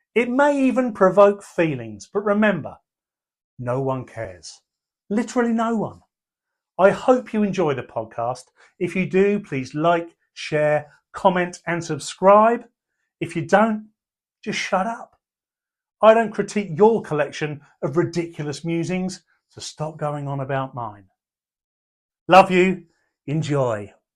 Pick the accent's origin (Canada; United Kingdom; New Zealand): United Kingdom; Portsmouth, South East England; also born or lived in Pembroke; I was born in Portsmouth and raised in Pembroke